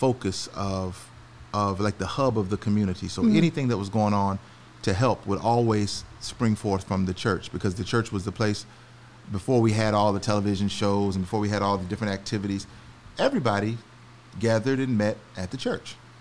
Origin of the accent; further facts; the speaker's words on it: Alabama and Florida, the South, United States; moved away as an adult; also born or lived in North Carolina / Birmingham, Alabama / Jacksonville, Florida / Hampton, Virginia; now in Georgia, United States; I grew up in Birmingham, Alabama, and Jacksonville, Florida